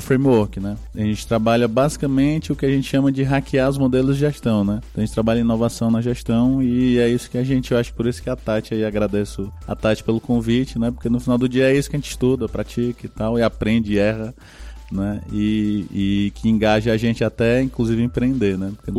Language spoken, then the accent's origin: Portuguese; Northeast Region, Brazil; a gente vem do Nordeste